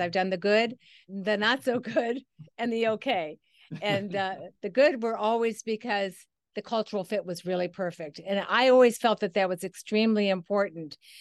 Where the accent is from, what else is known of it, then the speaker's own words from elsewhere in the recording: Midwest, United States; It was back in the Midwest. I'm a Midwesterner